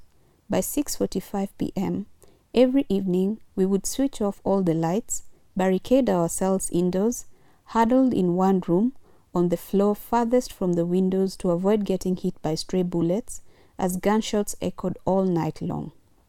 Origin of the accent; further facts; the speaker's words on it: Kinango, Kwale County, Kenya; also born or lived in Nyahururu; I was born in 1991 in Kwale County. Soon after my birth, my family moved to Nyahururu, only to relocate back to Kinango, a little-known town in Kwale when I was five.